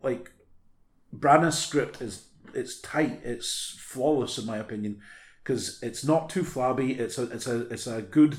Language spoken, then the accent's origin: English; United Kingdom; we're all British